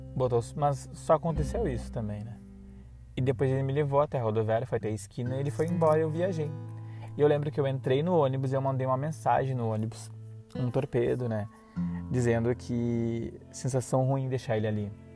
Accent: Dom Pedrito, Rio Grande do Sul, Brazil; moved away; also born or lived in Serra Gaúcha / Caxias do Sul; Eu sou da cidade de Dom Pedrito, lá da fronteira, uma cidadezinha pacata, 52 mil habitantes. E eu vim para a Serra Gaúcha, né, em 2004.

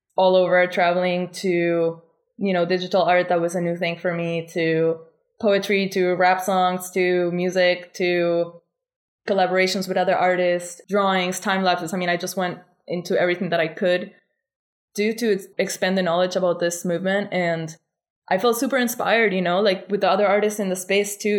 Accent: Argentina; now in Bali, Indonesia; I come from Argentina, which is a really complicated country

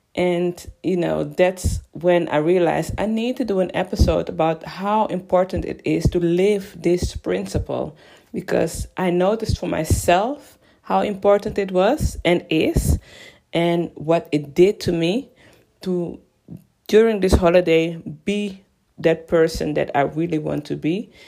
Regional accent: Amsterdam, North Holland, Netherlands; moved away as an adult; now in London, United Kingdom; I am originally from Amsterdam, born and raised. Well, I was born and raised in Amsterdam

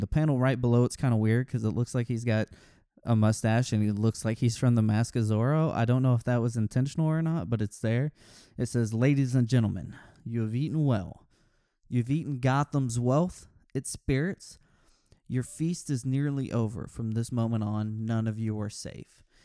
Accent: Texas, United States; I'm from Texas.

